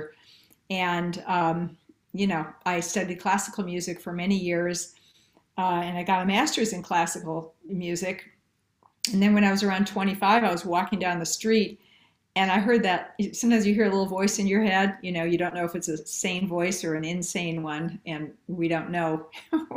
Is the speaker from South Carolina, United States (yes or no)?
no; Milwaukee, Wisconsin, United States; moved away as an adult; also born or lived in New York; I was originally from Milwaukee, Wisconsin, and I moved to New York and lived there 14 years